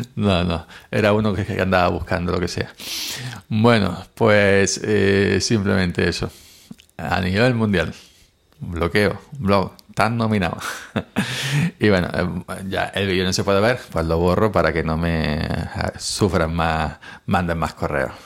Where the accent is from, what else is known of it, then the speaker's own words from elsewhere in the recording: Spain; en mi país, en España